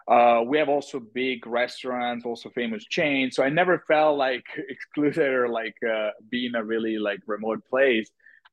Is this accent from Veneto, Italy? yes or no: yes; Verona, Veneto, Italy; I mean, I love my city. I always loved my city since I was a kid. You know, this is the city of Romeo and Juliet.